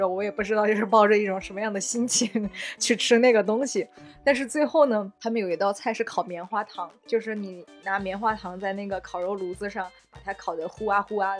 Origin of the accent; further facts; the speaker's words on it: Sichuan, China; now in Beijing, China; 就作为一个四川人啊